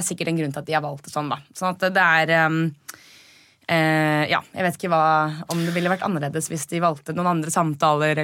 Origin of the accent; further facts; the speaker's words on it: Norway; vi er nordmenn